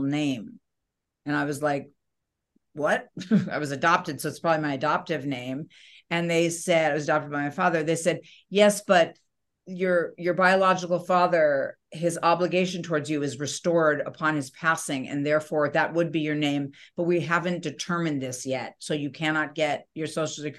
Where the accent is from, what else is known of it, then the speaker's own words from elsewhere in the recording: New York, United States; I was born in New York